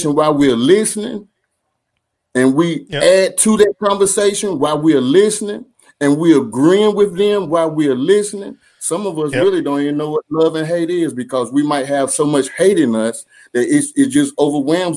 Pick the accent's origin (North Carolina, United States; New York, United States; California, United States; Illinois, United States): North Carolina, United States; Durham; growing up in Durham, North Carolina, and I grew up, man, in the projects